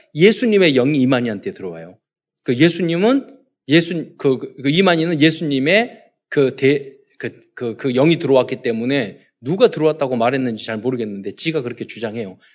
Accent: South Korea; 우리는 대한민국 사람

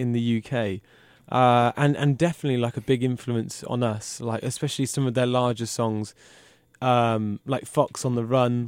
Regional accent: United Kingdom; I'm British.

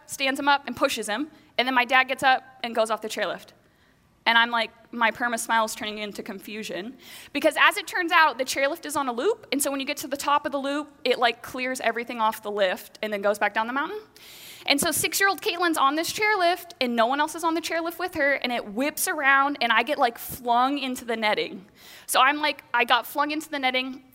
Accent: Bellingham, Washington, United States; So I grew up here in the Pacific Northwest, here in Bellingham.

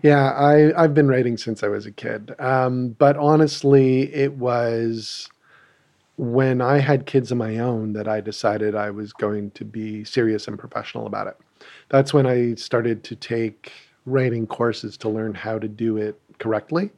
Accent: Ottawa, Ontario, Canada; we're both from Ottawa

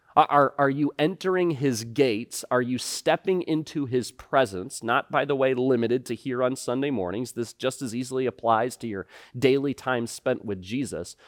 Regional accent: United States; we as, as American Christians

